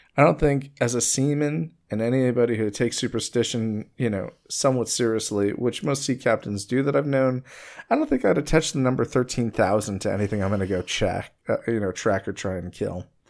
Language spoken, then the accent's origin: English; Long Island, New York, United States; someone who comes from Long Island